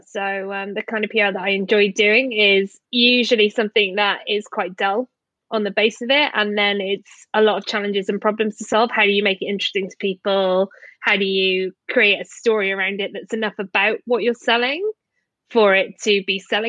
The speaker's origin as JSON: {"language": "English", "region": "Wales", "country": "United Kingdom", "lives_now": "England", "said": "I'm not even English as well. For your American listeners, I'm a Welsh person exiled to England."}